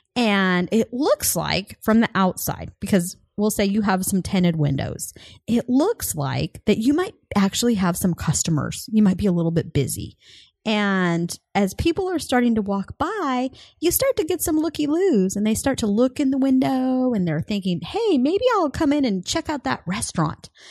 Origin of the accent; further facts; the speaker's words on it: Colorado, United States; moved away; I'm originally from Colorado